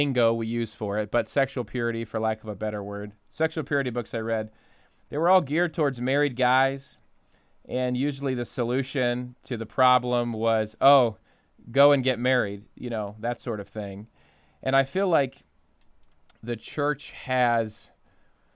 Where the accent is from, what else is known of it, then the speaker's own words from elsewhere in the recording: Ohio, United States; now in Michigan, United States; I grew up in Ohio where there's four seasons of the year